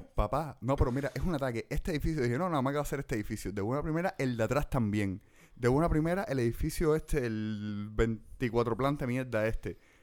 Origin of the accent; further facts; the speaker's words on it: La Lisa, Havana, Cuba; yo me crié toda mi vida en la Lisa